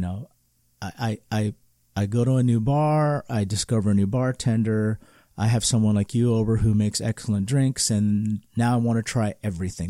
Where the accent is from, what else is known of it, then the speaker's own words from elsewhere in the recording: California, United States; as a Californian, we do a lot of things so differently